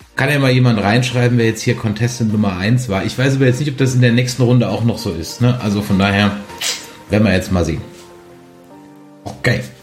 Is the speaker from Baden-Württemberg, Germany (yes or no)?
yes; Mannheim, Baden-Württemberg, Germany; moved away; Das heutige Bier des Tages kommt aus meiner Heimatstadt